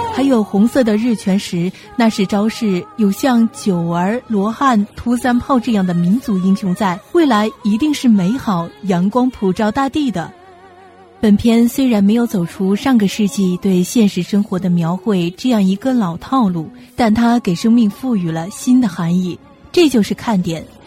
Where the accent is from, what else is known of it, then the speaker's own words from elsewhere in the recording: Hubei, China; 作为地道的湖北人